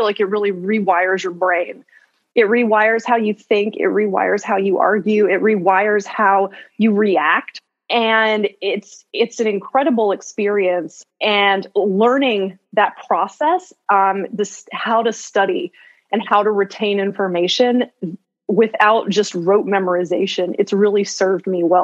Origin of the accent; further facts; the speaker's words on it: Chapel Hill, North Carolina, United States; also born or lived in Greensboro, North Carolina; I am from Chapel Hill, North Carolina, originally, and I work as a criminal defense attorney in Greensboro, North Carolina right now